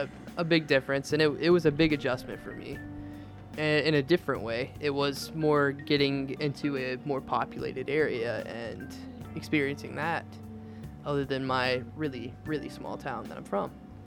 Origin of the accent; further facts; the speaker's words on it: the opposite side of Virginia, United States; And I'm actually from the opposite side of the state.